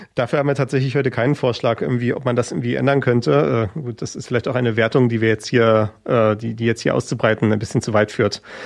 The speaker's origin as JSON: {"language": "German", "town": "Schwerin", "region": "Mecklenburg-Vorpommern", "country": "Germany", "tie": "born or raised there", "said": "in Schwerin, wo ich aufgewachsen bin"}